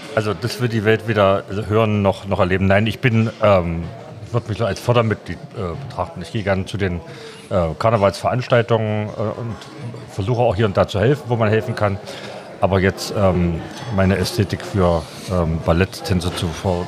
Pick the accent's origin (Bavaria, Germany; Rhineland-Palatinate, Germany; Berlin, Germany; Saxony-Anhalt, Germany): Saxony-Anhalt, Germany; Magdeburg; Ich bin ja aus Magdeburg ursprünglich mal aufgewachsen